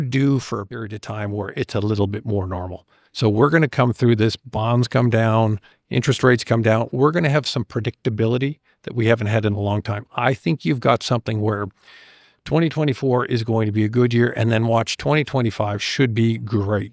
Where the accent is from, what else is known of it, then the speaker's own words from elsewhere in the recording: Canada; as a Canadian